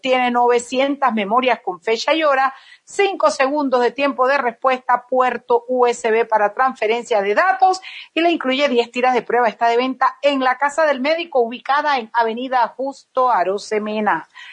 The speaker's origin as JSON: {"language": "Spanish", "region": "Chiriquí", "country": "Panama", "said": "yo soy orgullosamente panameña"}